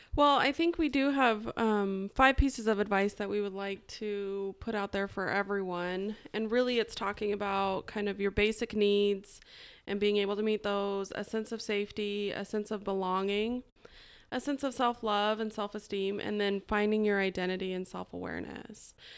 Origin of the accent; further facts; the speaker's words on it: Idaho, United States; moved away as an adult; also born or lived in Atlanta, Georgia; I'm originally from Idaho, and when I was eighteen, I moved to Atlanta, Georgia